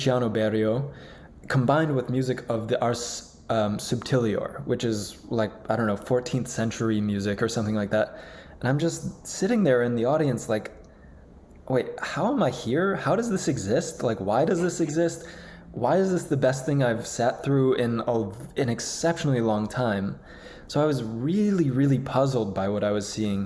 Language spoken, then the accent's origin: English; Buffalo, New York, United States; I'm from Buffalo. I sort of grew up in, my parents were librarians at SUNY Buffalo